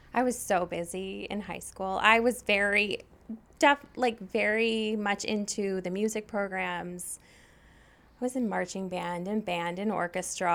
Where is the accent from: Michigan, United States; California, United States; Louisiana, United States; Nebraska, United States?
Michigan, United States; Saline; I grew up in Saline, Michigan, which is a, basically a suburb of Ann Arbor